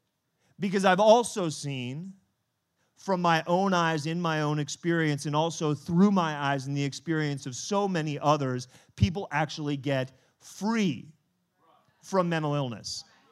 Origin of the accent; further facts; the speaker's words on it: France; born there; I was born in France.